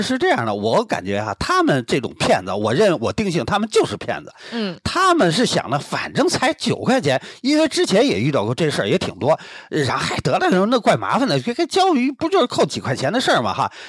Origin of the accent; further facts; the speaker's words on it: Beijing, China; 我是北京海淀出生 嗯。应该也算是个北京人吧。嗯。呃，但是呢，祖籍，啊，是大连，有的时候我也可以说我是东北人哦。啊，但是是土生土长在北京长大的